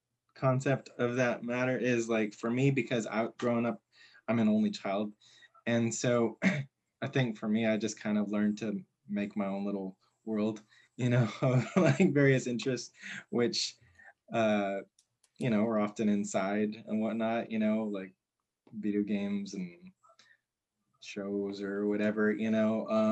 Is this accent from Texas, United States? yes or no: yes; Corpus Christi, Texas, United States; Corpus, it's there's an element of it being like a city, you know, but it's not necessarily like the kind of city like San Antonio or Houston or Austin or anything.